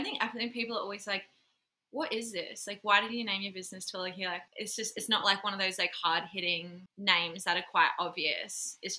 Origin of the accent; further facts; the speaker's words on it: far north Queensland, Australia; also born or lived in Melbourne / Sunshine Coast; now in Tasmania, Australia; Sunshine Coast for 4 years where I met your lovely self. And prior to that, I was in Melbourne for about 8 years, but grew up in far north Queensland.